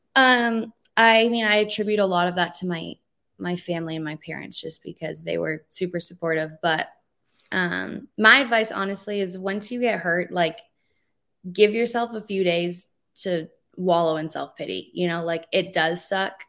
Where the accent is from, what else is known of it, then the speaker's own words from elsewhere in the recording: Calgary, Alberta, Canada; moved away as an adult; now in Utah, United States; I'm a Canadian, so I was born and raised in Calgary, Alberta